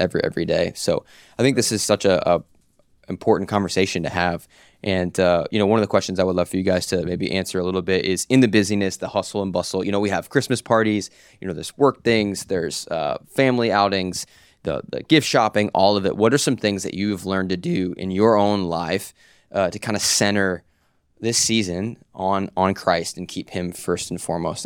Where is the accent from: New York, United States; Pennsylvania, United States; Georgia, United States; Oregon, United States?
Pennsylvania, United States; now in Florida, United States; I grew up in Pennsylvania